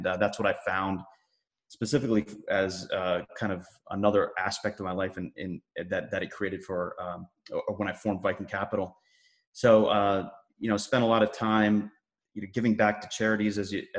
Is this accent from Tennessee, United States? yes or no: no; Virginia, United States; also born or lived in Massachusetts; I was born and brought up in Massachusetts, actually moved around a lot as a kid, and then grew up in Northern Virginia, pretty much where I settled in.